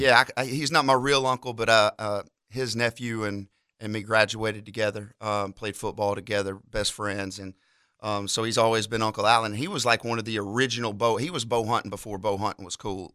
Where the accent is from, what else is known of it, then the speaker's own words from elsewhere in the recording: near Montgomery, Alabama, United States; from pretty close to Montgomery. I had to tell people Montgomery because if I tell them the actual town I'm from, they'll never find it